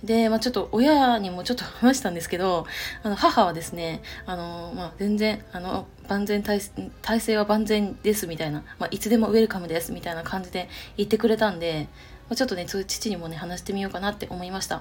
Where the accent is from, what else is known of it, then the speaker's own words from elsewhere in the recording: Chiba, Japan; moved away as an adult; now in Nagoya, Japan; 私の地元は千葉県になるんですけども